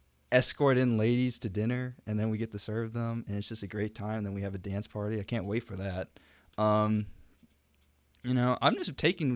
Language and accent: English; Plant City, Florida, United States; also born or lived in Houston, Texas; I am from Plant City, Florida